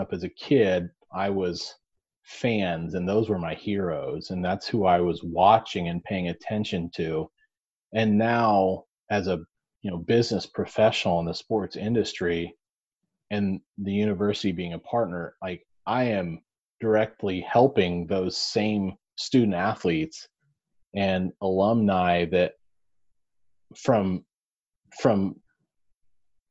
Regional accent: Nebraska, United States; I'm from Nebraska, I was born and raised here.

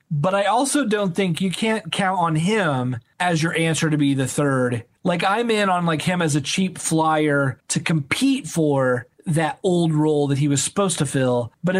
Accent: Indiana, United States; I'm from Indiana.

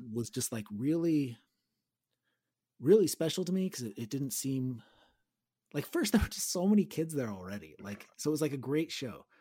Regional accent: Gilroy, California, United States; Aaron and I grew up in Gilroy

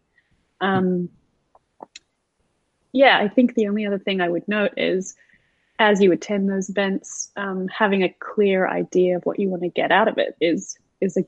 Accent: South Africa; also born or lived in Sydney, Australia; now in Los Angeles, United States; Prior to that, I was living in Sydney, Australia, but I'm actually South African born

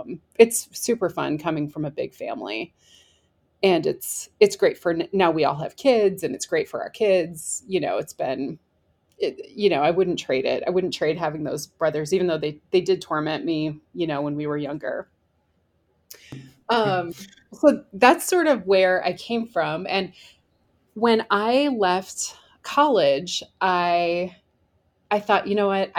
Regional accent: Iowa, United States; moved away as an adult; now in Madison, United States; I'm from Iowa. I grew up in Iowa

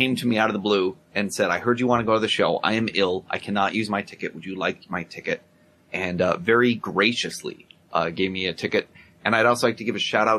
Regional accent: Rochester, New York, United States; moved away; My hometown.

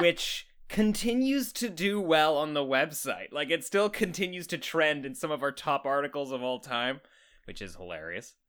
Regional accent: Canada; accent: Canadian

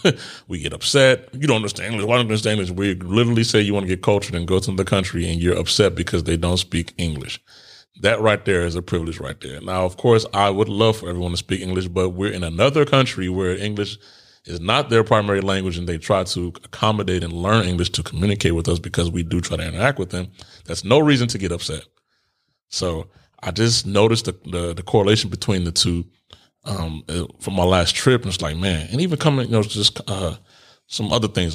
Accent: Chicago, Illinois, United States; moved away as an adult; I was born in Cook County Hospital in Chicago

